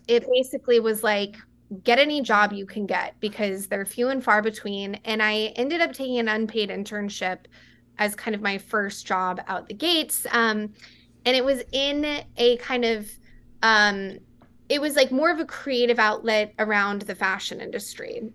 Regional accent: West Texas, United States; I grew up in a small town in West Texas

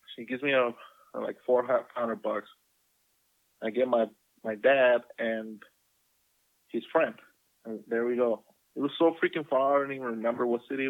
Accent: Guadalajara, Jalisco, Mexico; moved away; as I grew up in Guadalajara

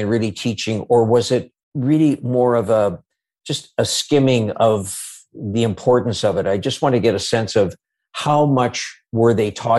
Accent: Saskatchewan, Canada; I grew up in Punishai, Saskatchewan.

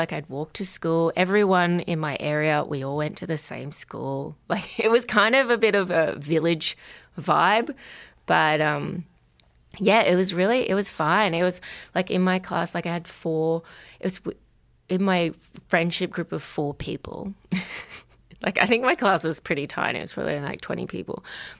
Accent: Brisbane, Queensland, Australia; born there; So I was born in Brisbane

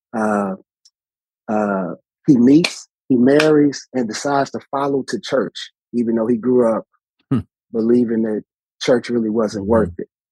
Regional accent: Chicago, Illinois, United States; what I remember distinctly growing up in Chicago, you know, we had front porches

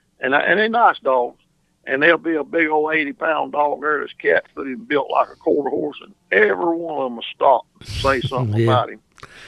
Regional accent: Charlotte, North Carolina, United States; I was raised in Charlotte down here

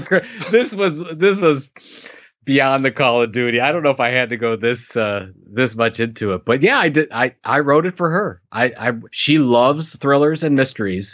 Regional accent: Sandusky, Ohio, United States; that's my hometown

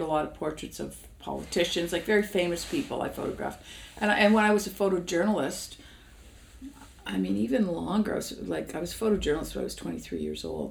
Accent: Toronto, Ontario, Canada; I grew up in Toronto right. in the east end of Toronto

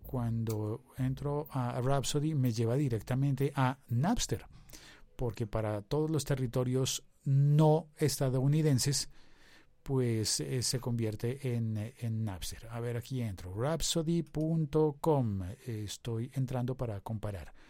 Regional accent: Colombia

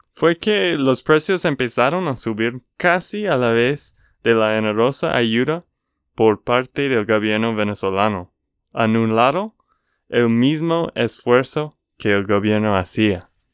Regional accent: Texas, United States; de Texas, Estados Unidos

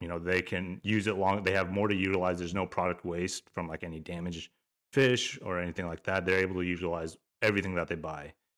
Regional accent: Alaska, United States; born and raised in Alaska

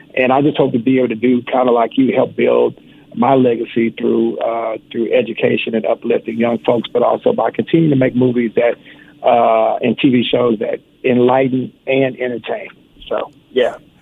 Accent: Houston, Texas, United States; Houston is my hometown

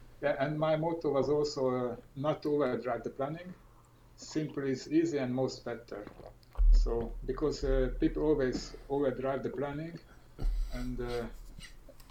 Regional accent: Hungary; moved away as an adult; also born or lived in Norway; I entered Hungary. And exactly there is my hometown

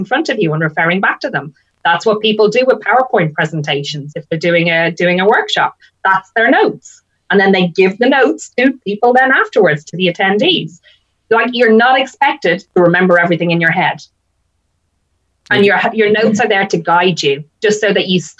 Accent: Ireland; now in United Kingdom; I'm Irish and my husband is English. So we come from different backgrounds. So what we did was we actually got married in the UK. So I flew all my family over from Ireland.

